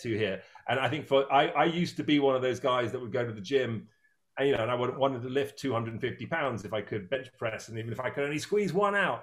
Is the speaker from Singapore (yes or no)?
no; Dorset, South West England, United Kingdom; moved away; also born or lived in New York / Los Angeles; ever since I was a small boy, growing up on the River Stour in England, in Dorset.